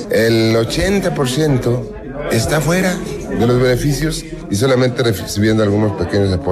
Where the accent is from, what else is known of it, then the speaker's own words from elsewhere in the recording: Zacatecas, Mexico; yo soy de Zacatecas.